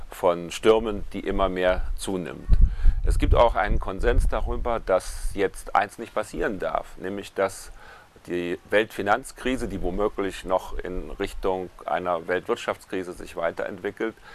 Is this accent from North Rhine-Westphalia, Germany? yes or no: no; Freiburg, Baden-Württemberg, Germany; Ich möchte heute berichten von einem Ereignis, das am 6. und 7. November in meiner Heimatstadt Freiburg stattgefunden hat.